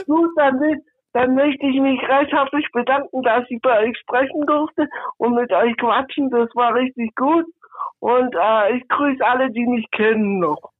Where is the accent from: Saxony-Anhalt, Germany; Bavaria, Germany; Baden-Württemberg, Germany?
Baden-Württemberg, Germany; Northern Black Forest, Swabia; accent: Swabian; Nordschwarzwald, aus Impfingen an der 81.